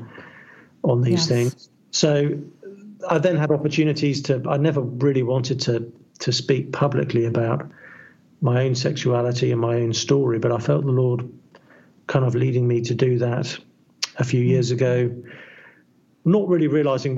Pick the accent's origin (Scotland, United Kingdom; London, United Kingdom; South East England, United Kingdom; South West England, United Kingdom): South East England, United Kingdom; I'm English. I grew up in the southeast of England.